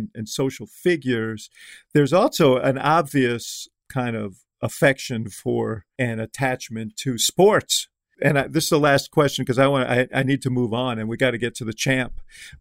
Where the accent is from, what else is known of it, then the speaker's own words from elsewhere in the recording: New York, United States; moved away as an adult; now in Chicago, United States; I grew up in New York and I was there for the Miracle Mets in 69. And then I moved to Chicago in 72 to go to college.